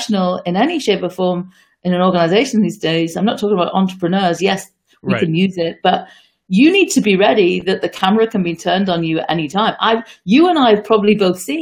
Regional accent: United Kingdom; moved away; You can probably hear from my accent that I was born and brought up, certainly for the first part of my early life in the UK

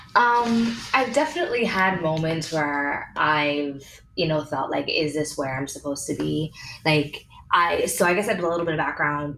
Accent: Canada; now in United States; I've been being a Canadian

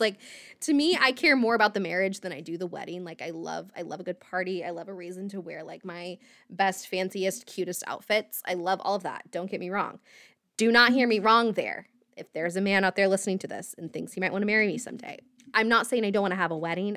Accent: right outside of Indianapolis, United States; I grew up in Indiana, um, right outside of Indianapolis

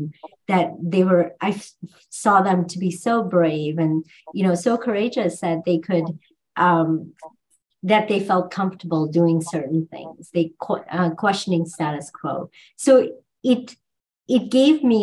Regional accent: India; moved away; growing up in India

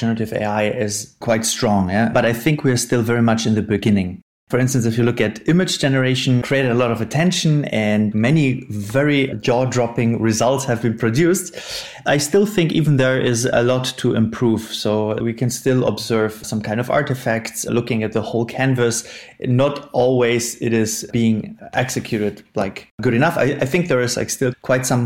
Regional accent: Northern Germany, Germany; moved away as an adult; now in Munich, Germany; I am from Munich, Germany, originally from Northern Germany. I moved to Munich

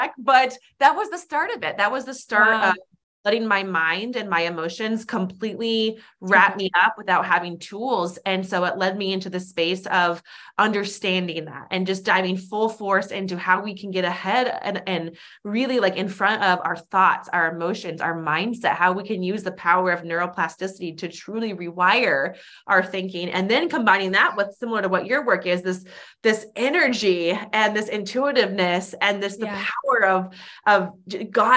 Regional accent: Alaska, United States; I was born and raised in Alaska, small town Alaska

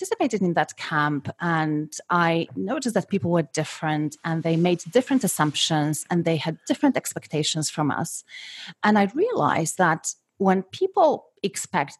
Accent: Poland; moved away; I was born and I was brought up in Poland in the 70s and in the 80s

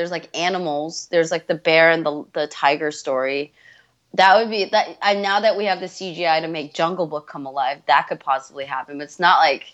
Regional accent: United States; I grew up 31 years in America

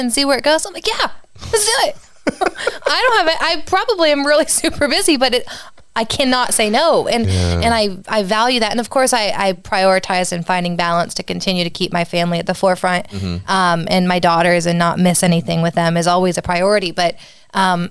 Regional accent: Tuscarawas County, Ohio, United States; growing up in Tuscarawas County

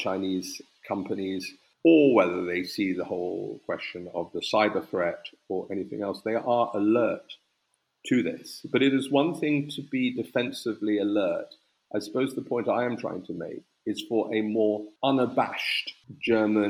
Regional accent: United Kingdom; as a Brit

